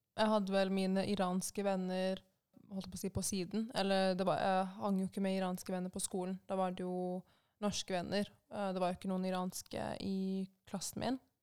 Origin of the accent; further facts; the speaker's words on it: Norway; Jeg ble jo født og oppvokst i Norge, men mine foreldre kom hit etter den iranske revolusjonen på 80-tallet